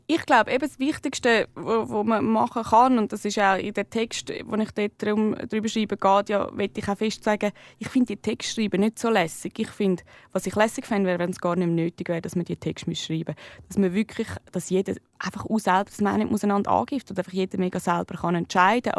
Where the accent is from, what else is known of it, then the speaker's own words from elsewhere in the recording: Switzerland; als äh, Schweizerin, Schweizer geboren zu sein